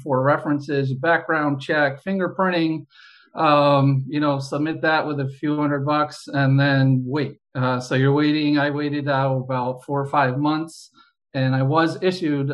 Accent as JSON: {"language": "English", "region": "New York", "country": "United States", "tie": "born or raised there", "said": "grew up in New York State. I've always lived in New York State."}